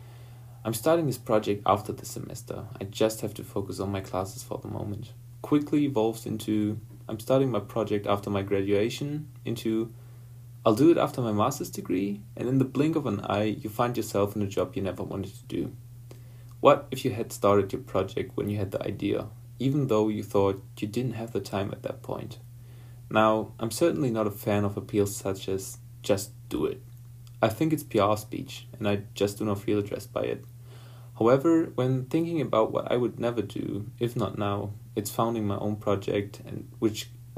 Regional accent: Ruhr Valley, North Rhine-Westphalia, Germany; I'm from the Ruhr Valley, an area in Germany that has a rich history in coal mining.

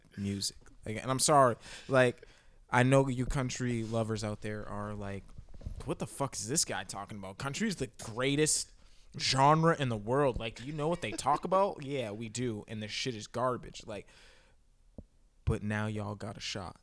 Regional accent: Boston, Massachusetts, United States; also born or lived in New Hampshire; I'm from Boston

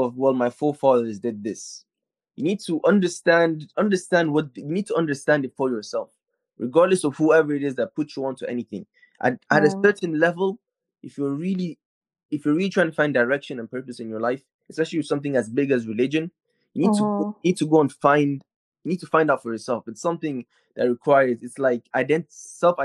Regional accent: Nigeria; I'm from Nigeria

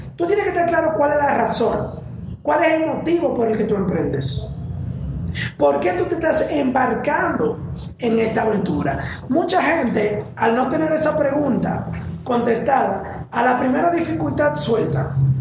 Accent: Santiago de los Caballeros, Santiago, Dominican Republic; yo soy de Santiago de los Caballeros

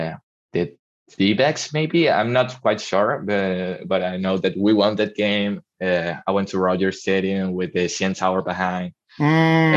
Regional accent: Barquisimeto, Lara, Venezuela; English is a second language; moved away as an adult; now in Vigo, Spain; I'm not from the capital, I'm not from Caracas. I'm from a city called Barquisimeto.

